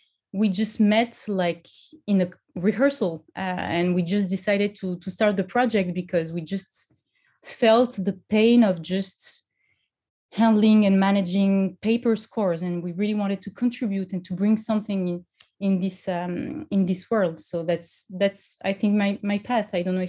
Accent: France; English is a second language; now in Paris, France; So I'm, as you might have heard, I'm originally from France. And I live in Paris.

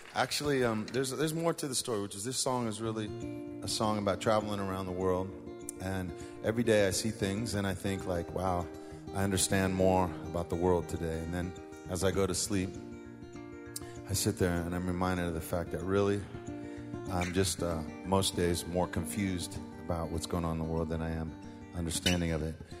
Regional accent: San Francisco, California, United States; we're from San Francisco

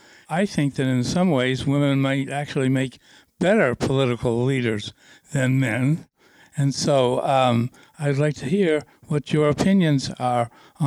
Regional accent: Sarasota, Florida, United States; I'm from Sarasota, Florida.

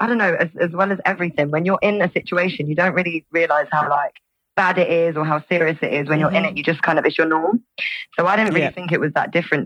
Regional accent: Bristol, South West England, United Kingdom; moved away; I was born in Bristol back in the day, 1994

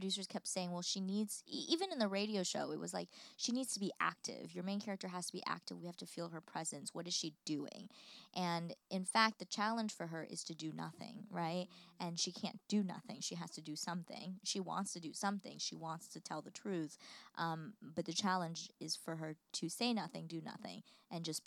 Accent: United States; as an American who lives here

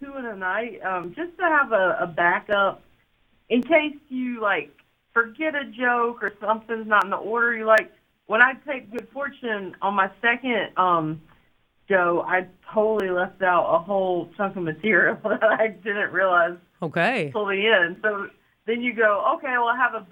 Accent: North Carolina, United States; my home state of North Carolina

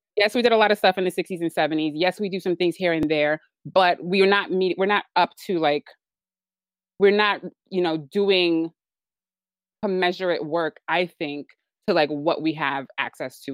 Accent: Nigeria; I'm Nigerian

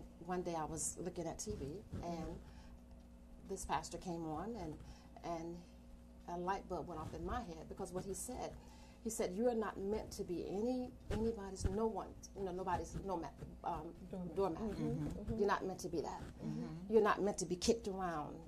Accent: New Orleans, Louisiana, United States; moved away; I am from Louisiana

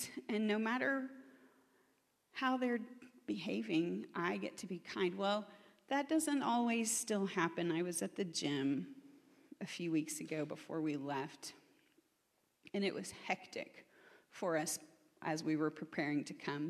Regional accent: Oklahoma, United States; I'm from Oklahoma, which is in the belt buckle of the Bible Belt.

